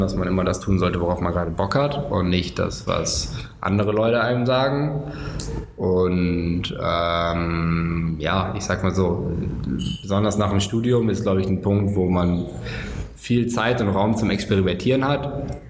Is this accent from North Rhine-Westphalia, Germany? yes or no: yes; Cologne, North Rhine-Westphalia, Germany; ich komme aus Köln.